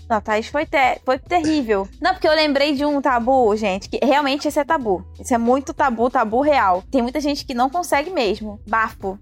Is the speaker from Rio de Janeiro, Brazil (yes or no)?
yes; Rio de Janeiro, Brazil; como cariocas e do Rio de Janeiro